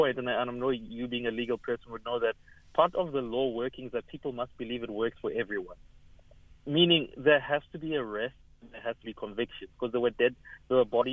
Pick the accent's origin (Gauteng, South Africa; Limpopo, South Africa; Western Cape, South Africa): Gauteng, South Africa; Evaton; I come from Everton, we've got businesses there